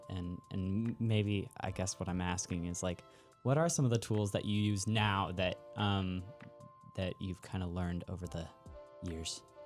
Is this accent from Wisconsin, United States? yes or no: no; Bay Area, California, United States; I'm a Bay Area kid